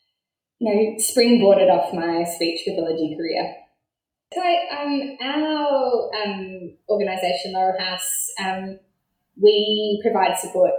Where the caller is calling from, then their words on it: Launceston, Tasmania, Australia; I'm joining you from Launceston, which is an important meeting point where three rivers converge here in Tasmania.